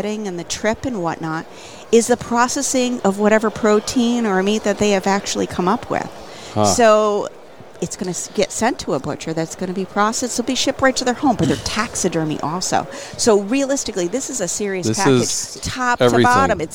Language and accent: English; Connecticut, United States; I'm from Connecticut